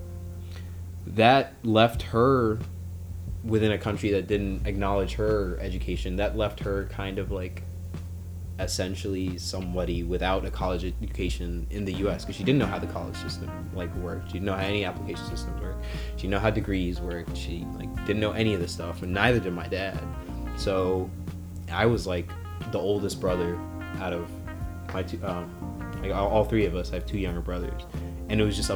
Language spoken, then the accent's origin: English; Sudan; now in United States; I was born in Sudan, in North Africa.